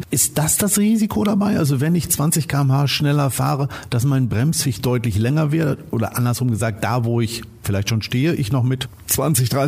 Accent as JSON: {"language": "German", "town": "Detmold", "region": "North Rhine-Westphalia", "country": "Germany", "said": "ich komme aus Detmold. Das ist ein relativ kleines Fleckchen Erde"}